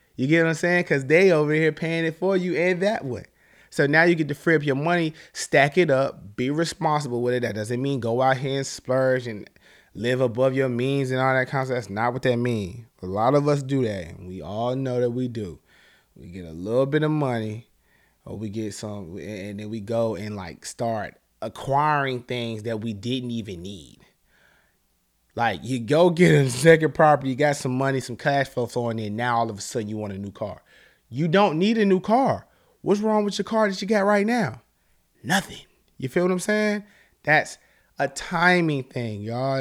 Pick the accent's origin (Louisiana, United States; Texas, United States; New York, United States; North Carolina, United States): North Carolina, United States; Charlotte; I'm from Charlotte, North Carolina.